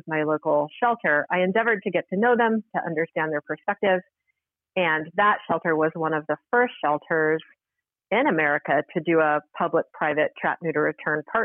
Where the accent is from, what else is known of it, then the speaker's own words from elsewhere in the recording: Salt Lake City, Utah, United States; I was working as a waitress in a local restaurant where I grew up in Salt Lake City, Utah